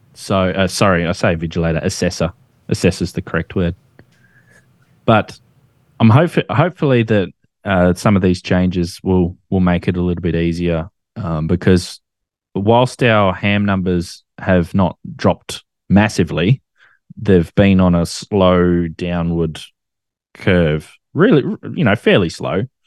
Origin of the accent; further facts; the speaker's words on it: Australia; as an Australian, we make nicknames for absolutely everything